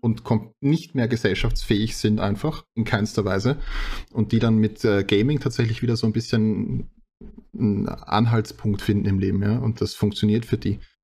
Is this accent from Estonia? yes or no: no; Austria; bei uns in Österreich